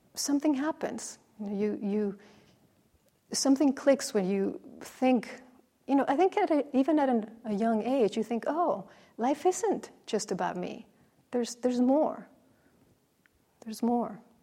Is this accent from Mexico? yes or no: yes; Mexico; moved away; growing up in Mexico, the Nativity was a, a, a very central